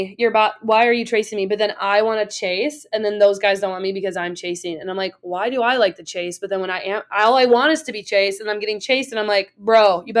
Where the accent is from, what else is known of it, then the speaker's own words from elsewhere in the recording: Milwaukee, Wisconsin, United States; I grew up in Milwaukee. Shit gets stolen and busted too.